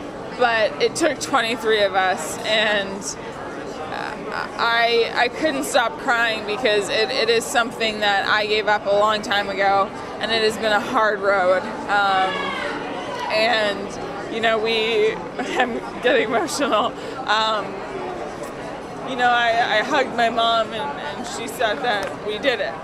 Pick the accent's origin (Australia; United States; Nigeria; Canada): Canada; Vancouver, British Columbia; moved away; In not only my home country, the city that I was born